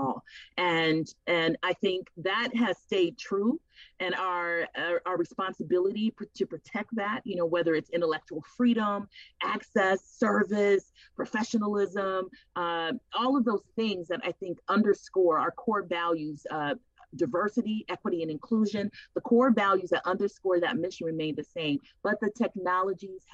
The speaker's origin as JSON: {"language": "English", "town": "Los Angeles", "region": "California", "country": "United States", "tie": "born or raised there", "also_born_or_lived": "Seattle", "moved": "yes", "said": "I was born and raised in the Watts area of Los Angeles, of the city of Los Angeles."}